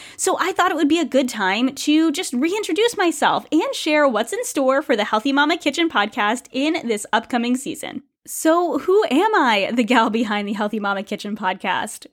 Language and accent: English; United States; moved away as an adult; now in Canada; I am an American